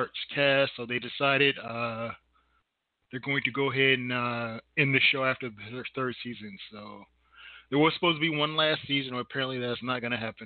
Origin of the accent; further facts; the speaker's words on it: Indiana, United States; I'm from Indiana